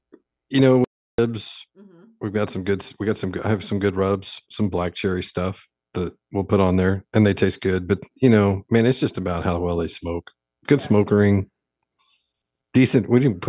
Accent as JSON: {"language": "English", "region": "Texas", "country": "United States", "said": "And I'm Texan."}